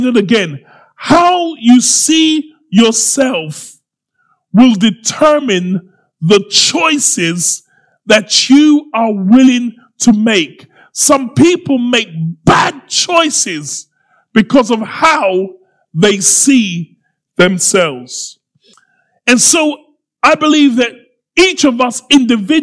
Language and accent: English; Croydon, London, United Kingdom; I'm from Croydon.